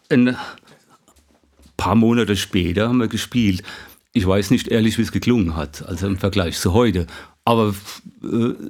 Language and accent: German; Weinheim, Baden-Württemberg, Germany; ich komme ja so aus Weinheim, und äh, dann habe ich mir ein Saxophon gekauft